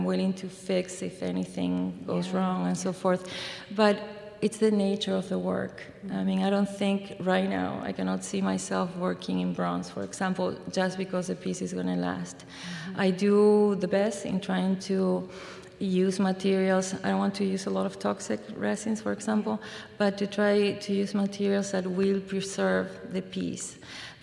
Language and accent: English; Mendoza, Argentina; English is a second language; now in Iowa, United States; I'm from Mendoza, which is in the mountains